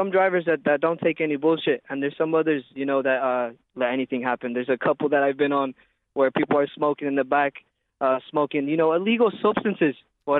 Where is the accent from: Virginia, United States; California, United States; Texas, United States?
California, United States; now in Dublin, Ireland; Well, you know, that's where I live. So, I moved over here from California.